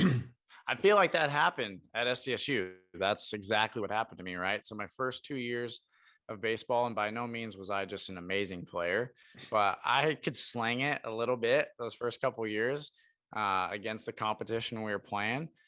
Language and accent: English; Portland, Oregon, United States; moved away as an adult; also born or lived in Brookings, South Dakota; I'm from Portland, Oregon, which is a complete polar opposite